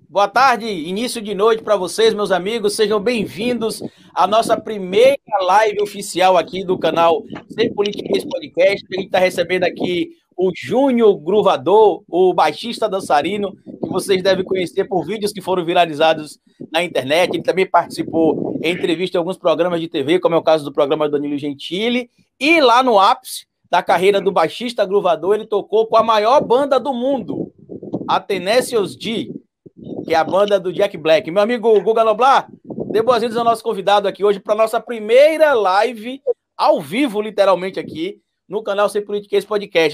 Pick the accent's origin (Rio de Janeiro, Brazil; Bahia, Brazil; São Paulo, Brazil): Bahia, Brazil; Itabuna; na minha cidade natal, lá em Tabuna